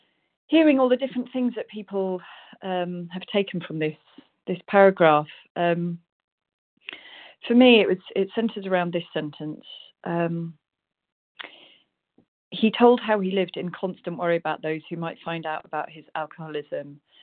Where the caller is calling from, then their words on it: South West England, United Kingdom; Rosie W., also Rita in Devon in the UK.